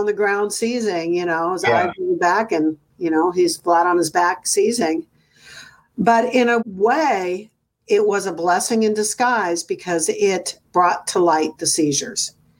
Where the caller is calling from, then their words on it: Livermore, California, United States; From Livermore, California.